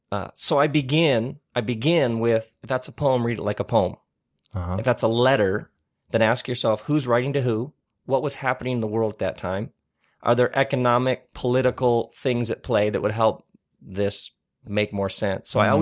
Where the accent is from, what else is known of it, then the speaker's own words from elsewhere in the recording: Lansing, Michigan, United States; I grew up in Lansing, Michigan, which was like where Oldsmobiles were made.